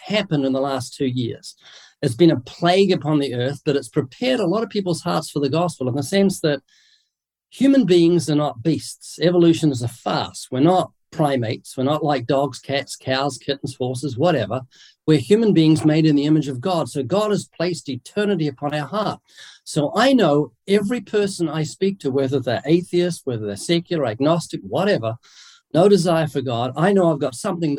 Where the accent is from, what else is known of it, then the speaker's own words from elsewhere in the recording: New Zealand; accent: New Zealand; moved away as an adult; now in United States; I'm originally from New Zealand. That's what the accent is. I was born there twice, came to the US about 33 years ago